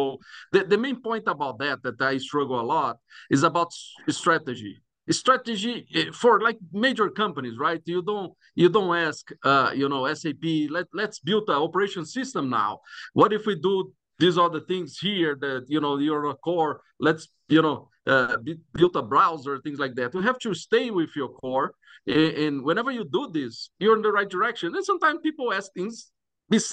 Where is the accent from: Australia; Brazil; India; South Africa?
Brazil; now in Greeley, United States; I'm originally from Brazil